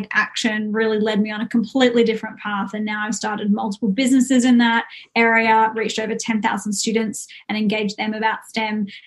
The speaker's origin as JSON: {"language": "English", "town": "Brisbane", "region": "Queensland", "country": "Australia", "tie": "born or raised there", "said": "I grew up in Brisbane"}